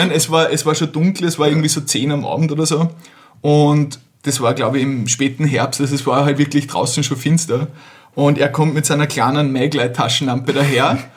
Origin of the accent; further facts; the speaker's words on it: Carinthia, Austria; ich komme ja teils aus Kärnten und habe unten auch ziemlich viele Freunde.